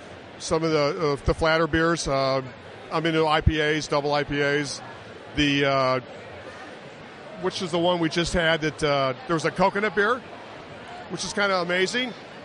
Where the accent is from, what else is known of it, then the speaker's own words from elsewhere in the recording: Kent, Ohio, United States; We're from Kent, Ohio